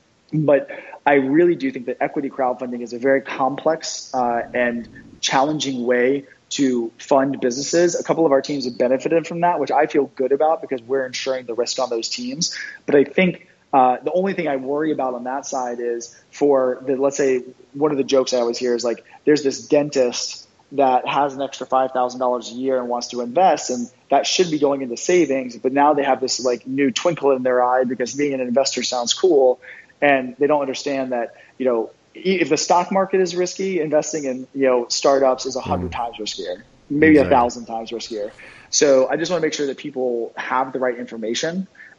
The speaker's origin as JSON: {"language": "English", "region": "East Coast", "country": "United States", "tie": "born or raised there", "said": "I mean, I grew up in the East Coast, very blue collar."}